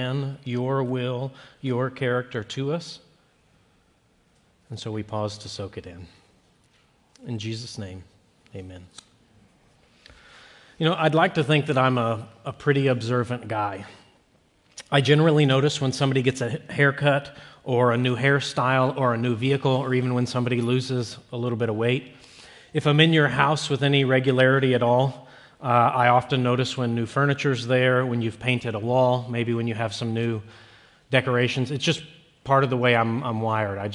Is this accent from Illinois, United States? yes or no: yes; Peoria, Illinois, United States; I was born in January of 1985 or 84 in Peoria, Illinois